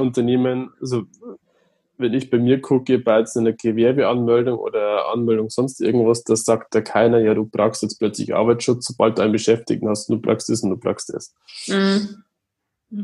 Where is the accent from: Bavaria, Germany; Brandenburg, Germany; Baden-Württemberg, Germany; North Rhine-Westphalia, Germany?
Bavaria, Germany; Regensburg; komme aus Regensburg